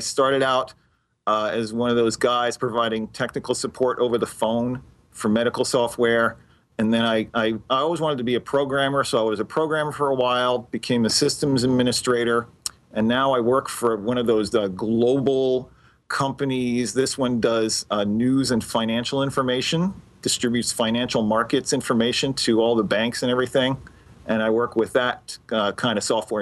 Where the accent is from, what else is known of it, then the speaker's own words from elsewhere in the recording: Montreal, Quebec, Canada; now in Long Island, United States; I'm originally from Montreal, Canada